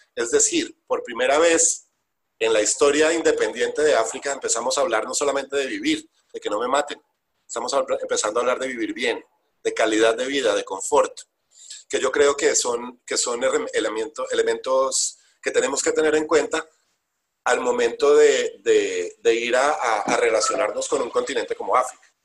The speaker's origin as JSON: {"language": "Spanish", "country": "Colombia"}